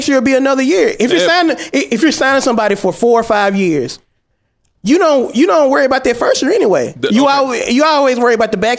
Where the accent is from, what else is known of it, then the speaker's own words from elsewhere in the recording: Memphis, Tennessee, United States; First off, I'm from Memphis.